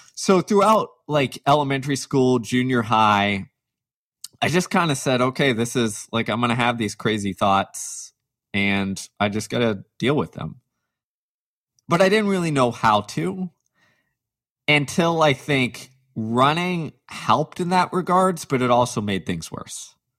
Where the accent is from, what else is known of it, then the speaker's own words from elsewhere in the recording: Texas, United States; growing up in the South, in Texas, as a diehard athlete